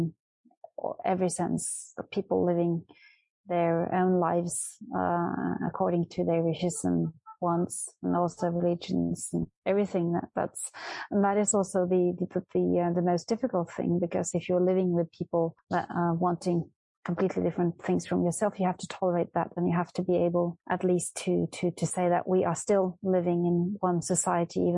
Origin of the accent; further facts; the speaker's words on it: Norway; I was born and raised in Norway